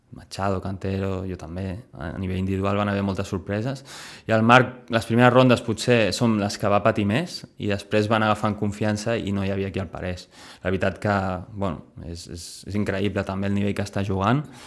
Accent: Sitges, Catalonia, Spain; moved away; cada cop que vinc aquí al meu poble

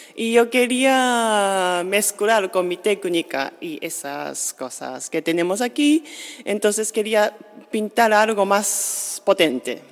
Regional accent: Japan; Spanish is a second language; now in Sitges, Spain; yo soy de Japón y ya estoy fuera de Japón muchos años

